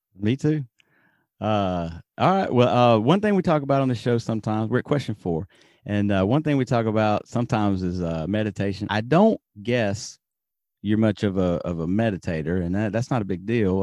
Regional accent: Alabama, United States; now in Japan; I'm from Alabama

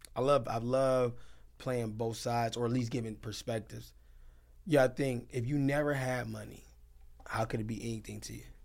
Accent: Detroit, Michigan, United States; I'm from Detroit

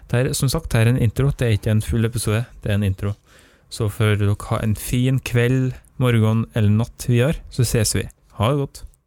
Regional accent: Nordmøre, Møre og Romsdal, Norway; jeg er nordmøring

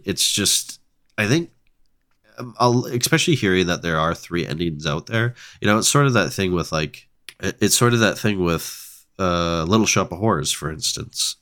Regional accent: Ontario, Canada; I'm from Ontario

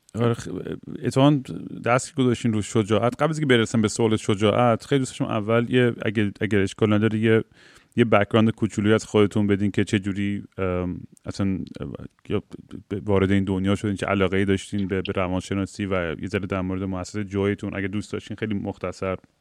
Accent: Iran; moved away; ماهایی که خارج از ایران هستیم

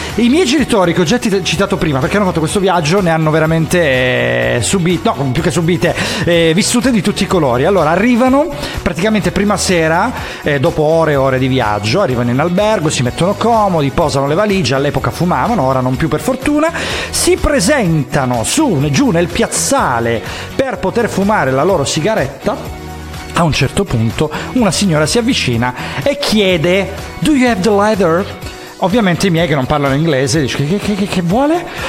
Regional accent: Calabria, Italy; now in Bologna, Italy; da noi, da, da calabresi

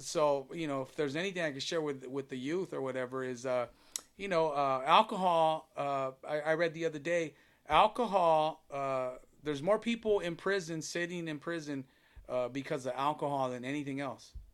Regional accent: Long Beach, California, United States; moved away as an adult; now in Downey, United States; I'm born and raised in Long Beach

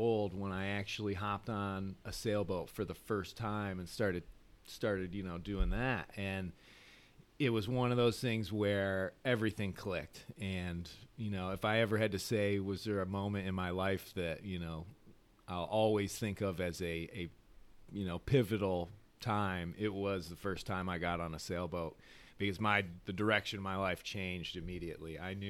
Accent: Michigan, United States; Well, so yeah, growing up there, obviously you're surrounded by water. You've got the Great Lakes, and then we lived very close to an inland lake called Walloon Lake

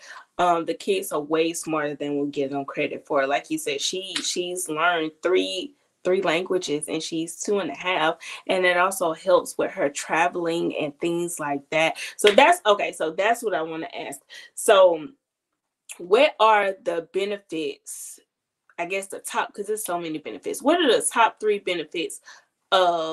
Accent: United States; I'm American

